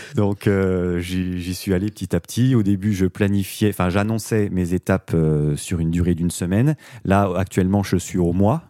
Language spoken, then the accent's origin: French; Doubs, Bourgogne-Franche-Comté, France; chez nous dans le Doubs